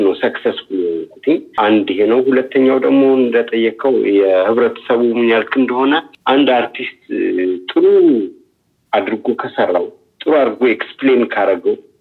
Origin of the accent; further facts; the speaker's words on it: Addis Ababa, Ethiopia; also born or lived in Lalibela; የተወለድኩት በአዲስ አበባ ክፍለ ከተማ